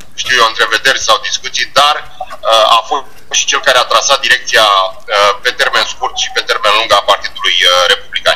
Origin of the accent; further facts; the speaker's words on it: Romania; moved away as an adult; now in United States; sunt mai mult român decât american, pentru că acolo m-am născut și acolo mi-am trăit uh, copilăria și o mare parte din tinerețe